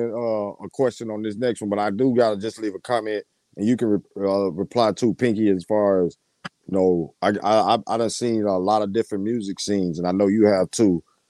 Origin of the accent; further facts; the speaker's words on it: Arkansas, United States; moved away; also born or lived in Michigan; I was born in Arkansas, but I lived in Michigan for years.